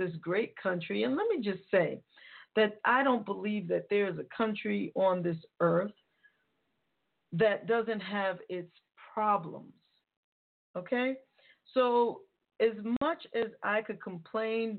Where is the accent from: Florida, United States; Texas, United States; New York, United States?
New York, United States; being a New Yorker